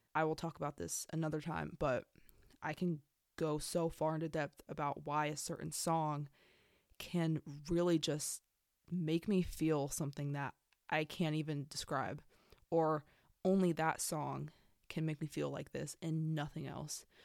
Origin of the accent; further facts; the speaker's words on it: San Diego, California, United States; I'm from San Diego, California, born and raised.